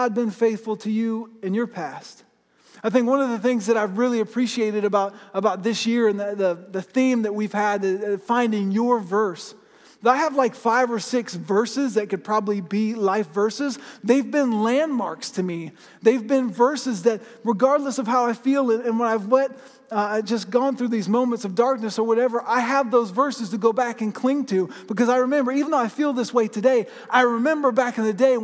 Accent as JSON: {"language": "English", "region": "Florida", "country": "United States", "tie": "born or raised there", "said": "I grew up in Florida, and I live pretty close to the ocean"}